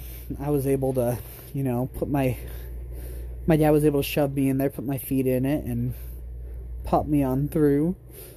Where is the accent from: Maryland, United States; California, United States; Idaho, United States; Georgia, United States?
Idaho, United States; Buhl; also born or lived in Ontario / Vail; I was born in Ontario and was in Vail for a little while, but I spent, 3 or 4 years in Buell, Idaho. I don't remember much of it, but it was home.